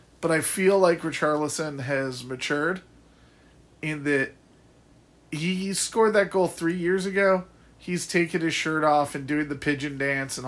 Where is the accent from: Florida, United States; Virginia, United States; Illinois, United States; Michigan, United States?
Illinois, United States; Morris; my hometown of Morris, Illinois